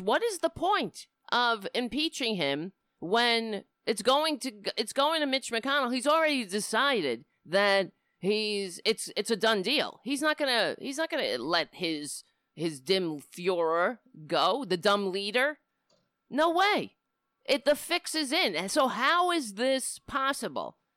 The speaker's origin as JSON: {"language": "English", "region": "New York", "country": "United States", "tie": "born or raised there", "said": "I live in New York. I was born in New York. I, I hate my accent"}